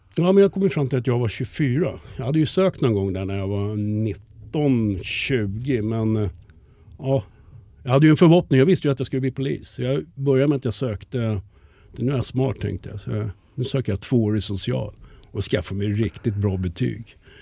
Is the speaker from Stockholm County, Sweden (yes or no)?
yes; Stockholm, Stockholm County, Sweden; accent: 08 (Stockholm); jag är uppvuxen i Farsta